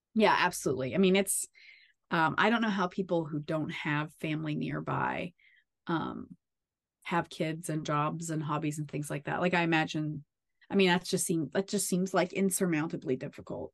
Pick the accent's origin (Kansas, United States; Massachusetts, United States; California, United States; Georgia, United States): Kansas, United States; we moved back to where I um grew up.